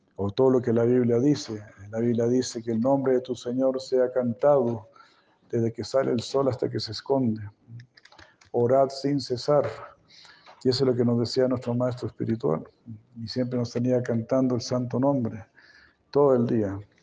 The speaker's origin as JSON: {"language": "Spanish", "country": "Chile", "said": "como chileno"}